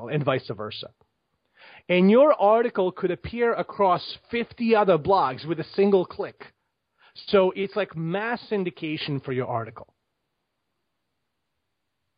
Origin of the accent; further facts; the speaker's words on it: Bosnia & Herzegovina; now in United States; I grew up in Bosnia. I grew up during the war in the 90s. I left Bosnia in like mid-90s and came to the United States.